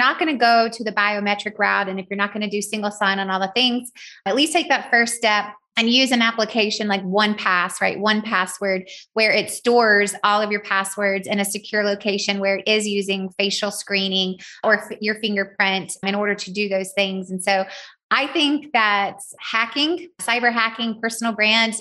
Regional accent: Southern, United States; accent: Southern; my Southern accent

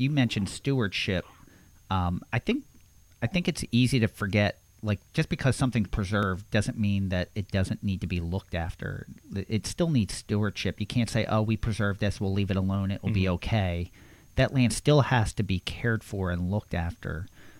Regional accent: Levittown, Pennsylvania, United States; I grew up in Levittown, Pennsylvania, which is such a large suburb, it might as well be a city.

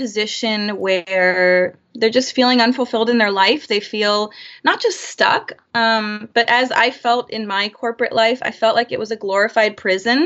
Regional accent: Florida, United States; moved away as an adult; also born or lived in Chicago / San Francisco Bay Area; now in San Francisco, United States; Born and raised in Florida

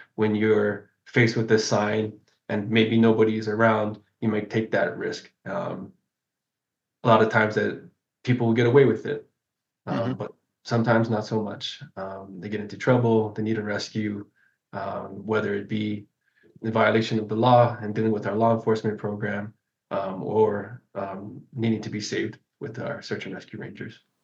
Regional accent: Kona, Hawaii, United States; I'm from Kona, which is on the other side of the island here.

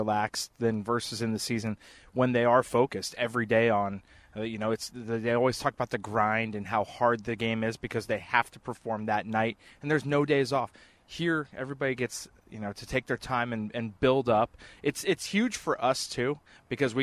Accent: West Coast, United States; moved away; I grew up on the West Coast.

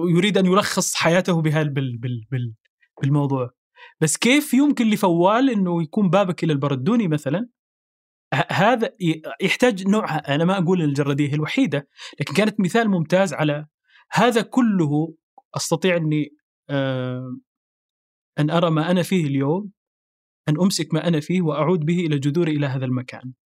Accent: Saudi Arabia; born or raised there; moved away as an adult; also born or lived in Sudan; now in Paris, France

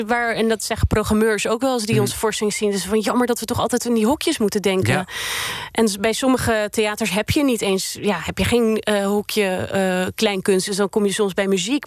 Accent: Netherlands; born or raised there; also born or lived in Sweden

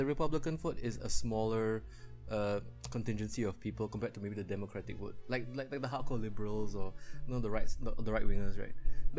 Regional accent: Midwest, United States; Oh, I'm from the Midwest.

